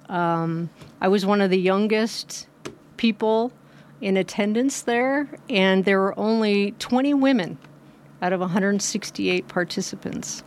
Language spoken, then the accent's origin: English; Hamilton, Montana, United States; also born or lived in New York / New Jersey; now in Nevada City, United States; actually born in New York, moved to New Jersey when I was three, spent summers in Cape Cod, and then moved to Montana when I was eleven, in sixth grade